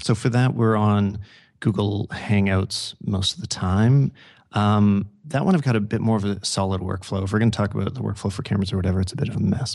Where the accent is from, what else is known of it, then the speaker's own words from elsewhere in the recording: Canada; I'm from Canada